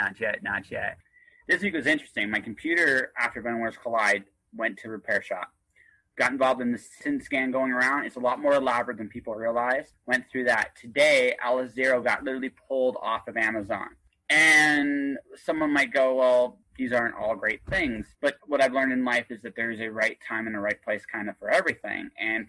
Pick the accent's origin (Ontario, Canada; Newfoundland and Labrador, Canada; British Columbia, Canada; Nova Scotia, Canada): Ontario, Canada; Oshawa; born there; also born or lived in Milton / Windsor / London, Ontario; I moved around a lot when I was a kid. I was born in Oshawa, lived in Milton, moved as a kid to Windsor, went back to Oshawa, then went to Park Hill, Ontario, went to London, Ontario, spent my summers in Detroit, Michigan